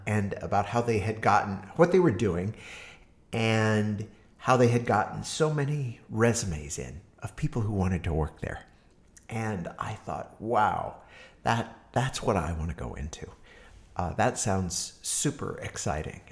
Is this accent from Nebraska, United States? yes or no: yes; Harvard, Nebraska, United States; also born or lived in Hastings, Nebraska; now in Berkeley, United States; Uh, grew up in a small town called Harvard, Nebraska.